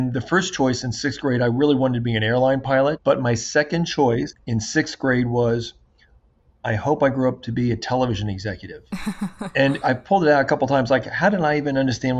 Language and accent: English; Wilmington, Delaware, United States; also born or lived in Pasadena, California; from kindergarten up through 12th grade, grew up in Wilmington, Delaware.